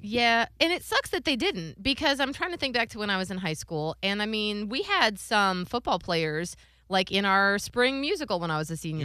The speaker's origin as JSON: {"language": "English", "town": "Cleveland", "region": "Ohio", "country": "United States", "said": "I'm from Cleveland, Ohio"}